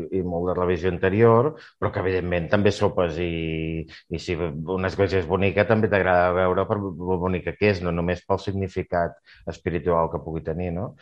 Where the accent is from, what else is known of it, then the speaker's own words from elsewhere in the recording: Catalonia, Spain; com a català